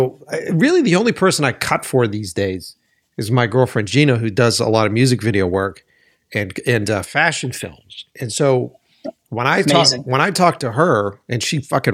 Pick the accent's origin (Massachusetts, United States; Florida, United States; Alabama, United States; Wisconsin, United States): Massachusetts, United States; Boston; I'm from Boston